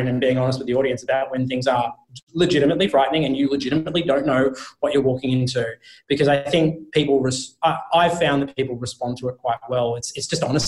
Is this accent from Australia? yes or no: yes; Australia; being Australian